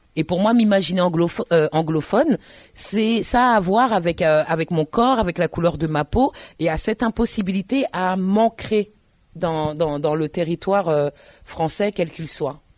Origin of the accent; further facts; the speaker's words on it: Paris, Île-de-France, France; also born or lived in Tours; je suis parisienne